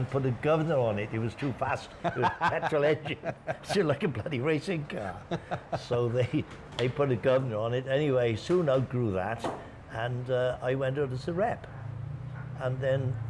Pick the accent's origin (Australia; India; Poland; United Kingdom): United Kingdom; Nash, Wales; moved away as an adult; now in Pattaya, Thailand; I'm from a little village called Nash